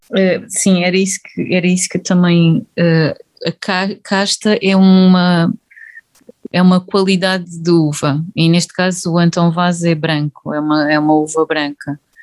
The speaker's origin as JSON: {"language": "Portuguese", "town": "Évora", "region": "Alentejo", "country": "Portugal", "moved": "as an adult", "lives_now": "North of Portugal, Portugal", "said": "Eu sou, sou alentejana, um, de Évora. Estou a viver neste momento no Norte"}